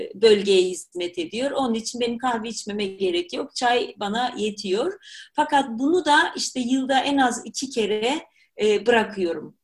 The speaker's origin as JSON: {"language": "Turkish", "region": "Black Sea Region", "country": "Turkey", "also_born_or_lived": "Germany", "moved": "yes", "said": "Karadenizliyim sonuçta."}